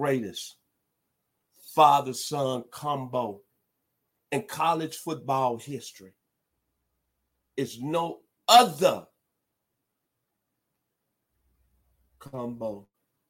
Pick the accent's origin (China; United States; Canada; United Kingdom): United States; Memphis, Tennessee; my hometown, the 901 Memphis, Tennessee